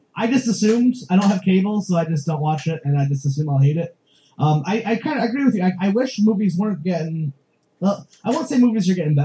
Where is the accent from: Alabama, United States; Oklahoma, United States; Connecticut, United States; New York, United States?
Connecticut, United States; now in Rhode Island, United States; I'm from Connecticut. I live in Rhode Island